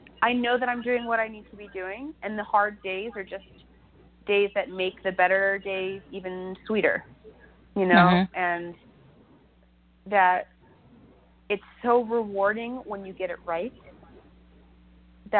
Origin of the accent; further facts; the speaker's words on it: Ohio, United States; moved away; where I grew up, I was born in Ohio, and the Amish community that surrounded us